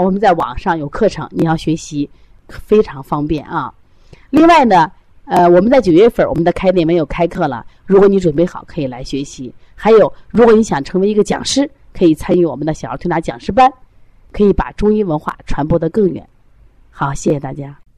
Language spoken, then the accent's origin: Chinese; Shandong, China; now in Shaanxi, China; 我本身山东，山东人啊，就吃馍，吃饼啊